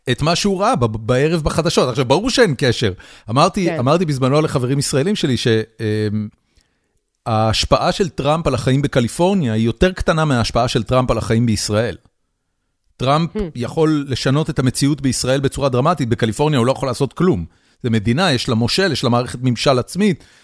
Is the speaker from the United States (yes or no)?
yes; United States; בתור, בתור אמריקאי. בתור מישהו שחי בארצות הברית